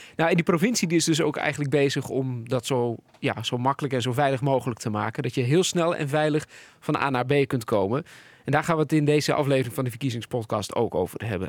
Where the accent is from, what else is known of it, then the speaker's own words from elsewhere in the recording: Netherlands; we als Nederlanders